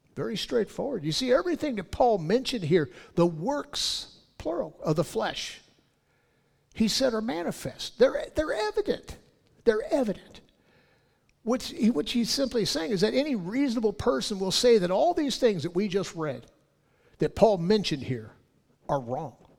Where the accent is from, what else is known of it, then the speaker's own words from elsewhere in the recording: California, United States; I'm from California